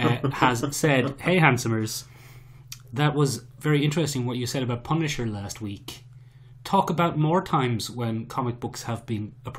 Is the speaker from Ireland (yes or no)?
yes; Ireland